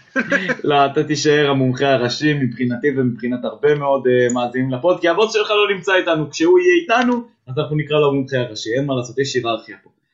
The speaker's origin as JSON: {"language": "Hebrew", "country": "Israel", "said": "בסוף אני ישראלי"}